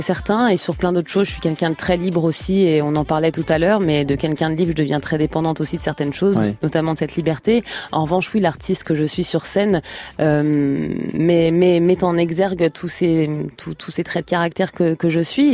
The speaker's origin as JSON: {"language": "French", "town": "Trappes", "region": "Île-de-France", "country": "France", "tie": "born or raised there", "said": "j'ai grandi à Trappes dans le 118 dans une famille modeste"}